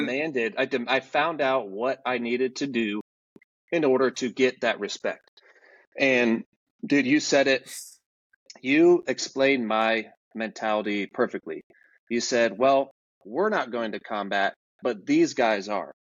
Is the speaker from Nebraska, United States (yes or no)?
yes; Omaha, Nebraska, United States; I grew up in Omaha, Nebraska.